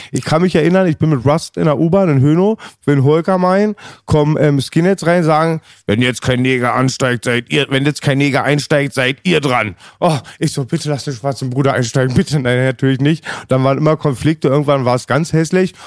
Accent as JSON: {"language": "German", "country": "Germany", "said": "als Deutscher"}